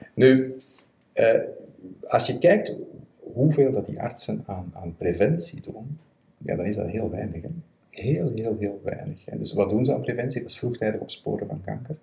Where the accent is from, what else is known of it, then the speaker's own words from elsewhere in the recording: Belgium; Ik ben een Belg